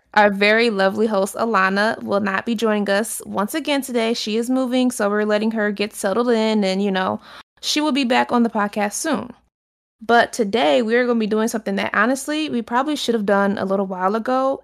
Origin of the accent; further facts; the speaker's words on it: Detroit, Michigan, United States; I'm from Detroit